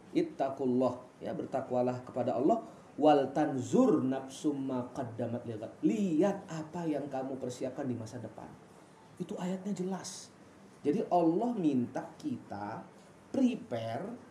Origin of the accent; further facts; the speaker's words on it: Mataram, West Nusa Tenggara, Indonesia; moved away as an adult; also born or lived in Bogor; now in Depok, Indonesia; saya bukan asli Depok Nizar. Saya merantau, kuliah dulu di eh, Bogor, aslinya Mataram Lombok, kuliah di Bogor dan sekarang berkeluarga dan berdomisili di Depok.